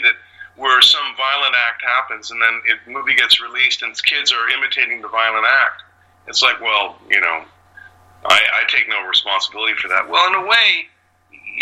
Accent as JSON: {"language": "English", "town": "London", "region": "Ontario", "country": "Canada", "tie": "born or raised there", "also_born_or_lived": "Chicago", "moved": "as an adult", "said": "I grew up in London, Ontario"}